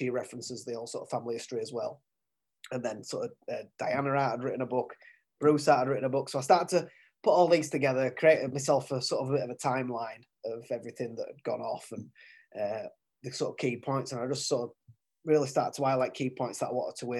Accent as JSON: {"language": "English", "town": "Featherstone", "region": "Yorkshire and the Humber", "country": "United Kingdom", "said": "I'm from Featherstone originally"}